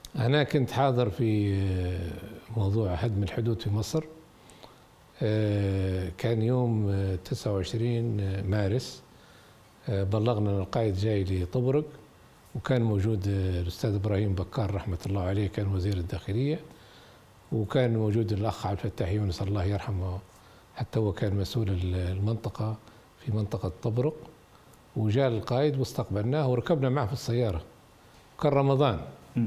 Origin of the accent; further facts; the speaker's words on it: Libya; نحن الشعب الليبي عانينا معاناة شديدة جدا من مرحلة الاستعمار الإيطالي